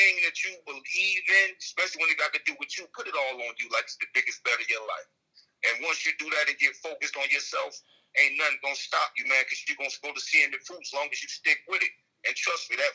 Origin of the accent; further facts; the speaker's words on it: Newark, New Jersey, United States; also born or lived in Dade City, Florida; I grew up in Newark, New Jersey.